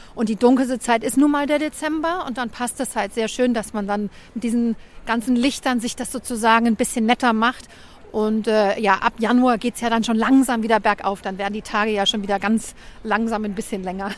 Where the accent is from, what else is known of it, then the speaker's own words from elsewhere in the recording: Hamburg, Germany; moved away as an adult; now in Copenhagen, Denmark; ich komme aus dem Vorort von Hamburg